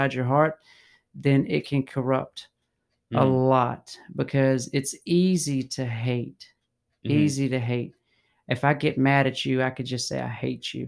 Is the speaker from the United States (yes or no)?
yes; United States; I was born in America, but I don't have North American in my DNA.